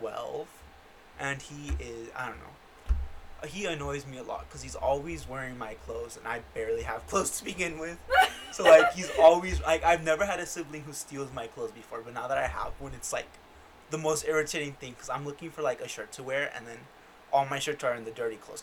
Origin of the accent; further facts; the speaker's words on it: Yakima, Washington, United States; born there; Yeah, I was born in Washington. Fun fact, I was born in Yakima, Washington.